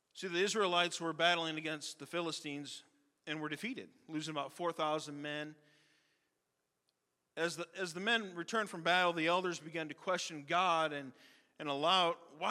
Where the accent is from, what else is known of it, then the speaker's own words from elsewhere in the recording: Rockford, Illinois, United States; moved away; back in Rockford, my hometown, and where I grew up